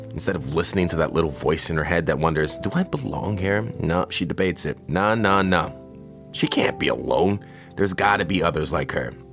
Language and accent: English; Canada; speaking as a Canadian, hockey is our game.